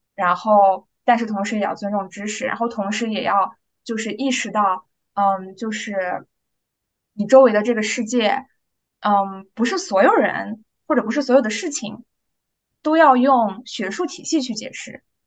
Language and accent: Chinese; Urumqi, Xinjiang, China; moved away as an adult; now in United States; 咱们在，呃，新疆出生长大的，呃，孩子